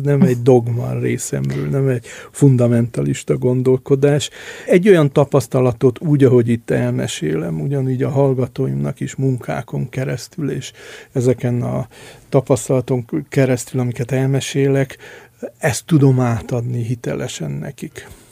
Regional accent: Transylvania, Romania; moved away as an adult; also born or lived in Budapest, Hungary; now in Hungary; én Erdélyben nőttem föl

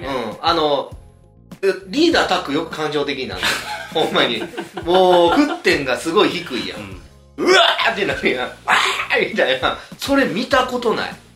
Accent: Nara, Japan; 僕、奈良なんですよ

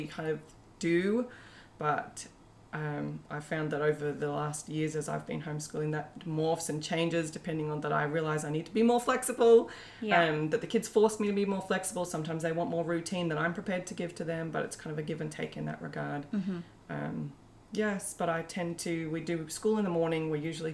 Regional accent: New South Wales, Australia; now in Brisbane, Australia; I live in Brisbane, and so I'm part of some homeschooling groups in Brisbane. Though I grew up in New South Wales, so Brisbane's become a second home.

